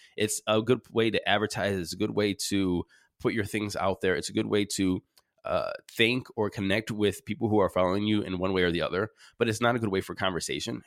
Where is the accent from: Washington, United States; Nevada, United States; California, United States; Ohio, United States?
Ohio, United States; Cleveland; moved back, uh, to my hometown, Cleveland, Ohio